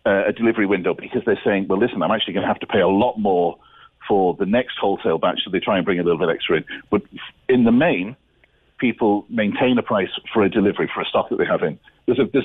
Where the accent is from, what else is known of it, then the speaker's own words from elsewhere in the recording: North Cork, Munster, Ireland; Despite my funny accent, I'm from North Cork